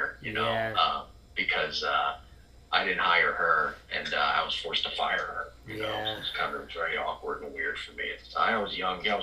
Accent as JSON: {"language": "English", "town": "Marlton", "region": "New Jersey", "country": "United States", "said": "I'm originally from a town called Marlton, New Jersey. It's about 30 minutes outside of Philadelphia."}